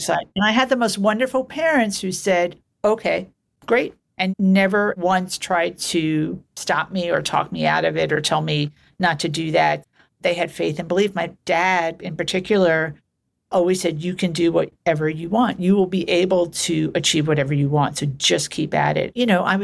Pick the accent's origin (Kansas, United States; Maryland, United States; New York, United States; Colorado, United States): New York, United States; New York City; I grew up in New York City in Queens in a place called Glendale, which is a little community